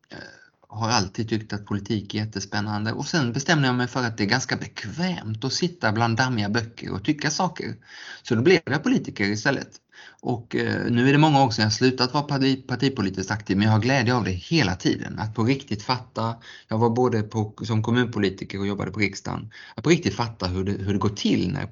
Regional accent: Geneva, Switzerland; born there; Och jag är född i Genève som har världens största årliga bilsalong

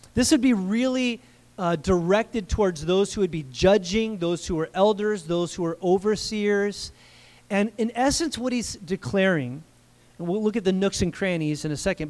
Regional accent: United States; I'm an American

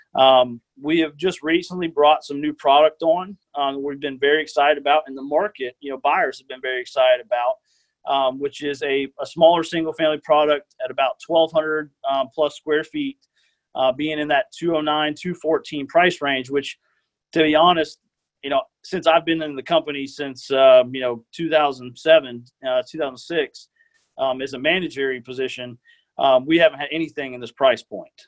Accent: Tallahassee, Florida, United States; born and raised in Tallahassee, um, been here my whole life.

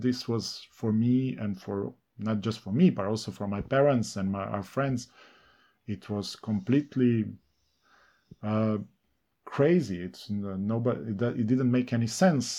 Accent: Ljubljana, Slovenia; first language Serbo-Croatian; English is a second language; I grew up in Ljubljana, in a Fužine, which is very urban area

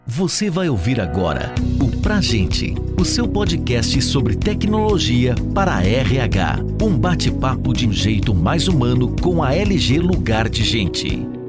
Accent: Minas Gerais, Brazil; now in São Paulo, Brazil; eu sou mineiro, vocês não devem ter reparado pelo sotaque, mas eu sou mineiro

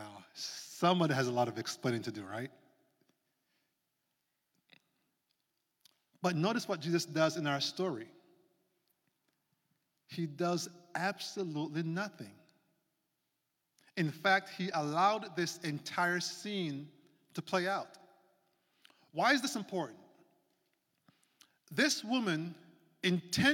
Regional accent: Jamaica; moved away; That's where I'm from, born and raised

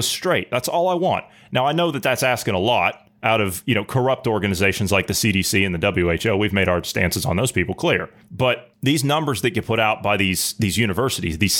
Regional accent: Ohio, United States; moved away; my native state of Ohio

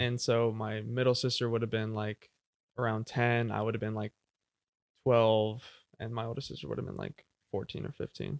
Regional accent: Jenks, Oklahoma, United States; I was born in Jinx, Oklahoma, so, like, uh, South Tulsa, really. Uh, I have, uh, three sisters, one older, two younger sisters. Yeah, I grew up w, going to Jinx High School

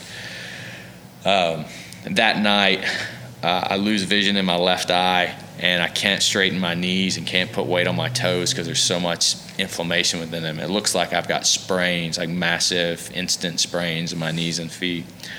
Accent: Alabama, United States; You know, because I'm a guy from Alabama.

